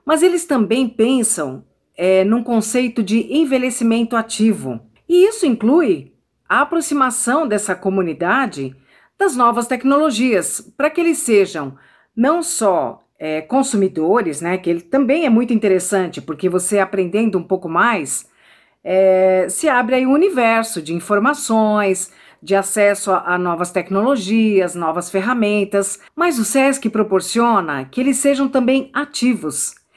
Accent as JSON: {"language": "Portuguese", "region": "São Paulo", "country": "Brazil", "said": "sou de São Paulo, tenho 9 anos."}